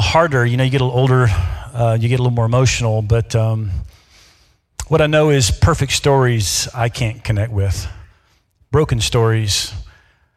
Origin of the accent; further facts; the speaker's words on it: Memphis, Tennessee, United States; moved away as an adult; also born or lived in Mississippi / Davenport, Iowa / Dubuque, Iowa; now in Iowa, United States; I'm from the South. Born in Mississippi, raised in Memphis, Tennessee